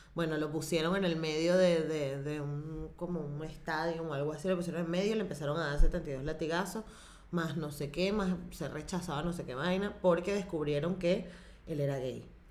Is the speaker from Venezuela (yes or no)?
yes; Venezuela; como la venezolana, este, somos mayoritariamente católicos